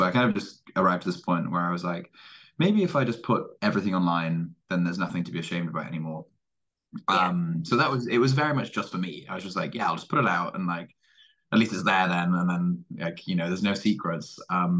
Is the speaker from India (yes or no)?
no; Cardiff, Wales, United Kingdom; I am from Cardiff, Wales, despite not really having a Welsh accent.